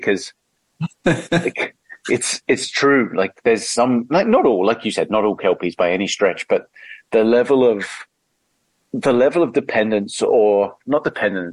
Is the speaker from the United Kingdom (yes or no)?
yes; England, United Kingdom; moved away as an adult; now in Australia; I'm English and moved here 12, 13 years ago